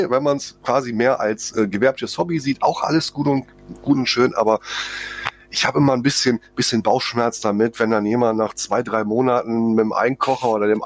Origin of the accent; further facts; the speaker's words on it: Düsseldorf, North Rhine-Westphalia, Germany; klar, als Düsseldorfer hat man natürlich irgendwie auch regelmäßig mal ein Altbier im Glas.